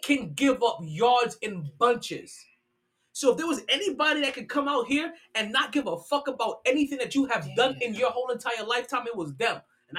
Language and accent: English; New York, United States; being a New Yorker